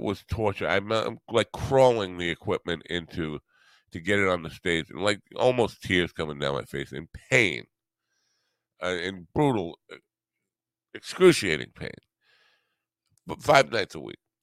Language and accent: English; New York, United States; I'm from New York